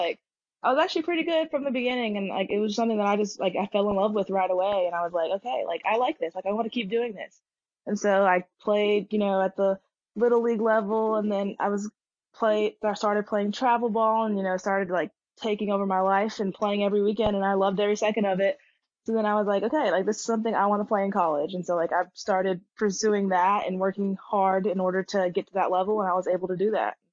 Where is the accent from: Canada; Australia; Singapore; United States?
United States; Stone Mountain, Georgia; I'm from Stone Mountain, Georgia, which is right outside of Atlanta